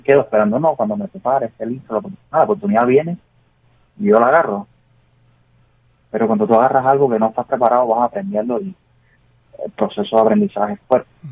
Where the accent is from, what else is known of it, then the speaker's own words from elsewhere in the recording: Cuba; moved away as an adult; now in United States; Cuba para mí es, primero que todo, es sangre, es crianza, es obviamente tu raíz